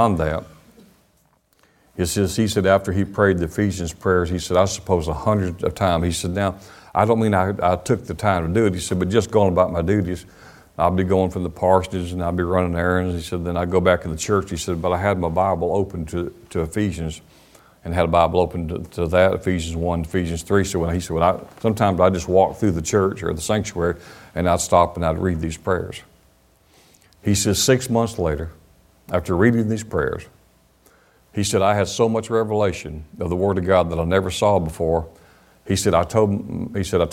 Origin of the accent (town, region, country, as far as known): United States; also born or lived in Alabama